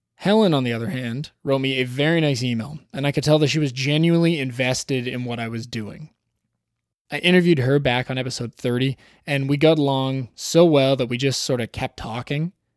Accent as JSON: {"language": "English", "town": "Toronto", "region": "Ontario", "country": "Canada", "tie": "born or raised there", "said": "Toronto, my hometown"}